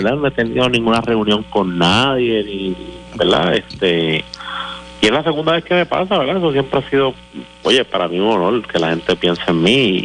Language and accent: Spanish; Puerto Rico